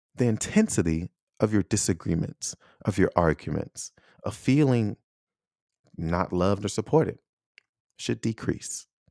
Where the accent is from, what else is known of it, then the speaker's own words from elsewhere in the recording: United States; I'm American